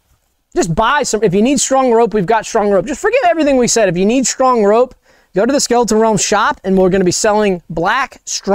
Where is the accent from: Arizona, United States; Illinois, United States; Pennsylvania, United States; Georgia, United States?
Georgia, United States; Savannah; I'm from Savannah, Georgia. That's where I grew up.